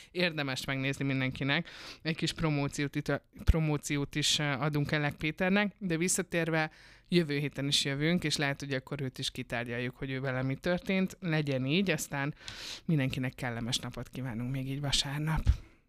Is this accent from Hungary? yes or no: yes; Debrecen, Hajdú-Bihar, Hungary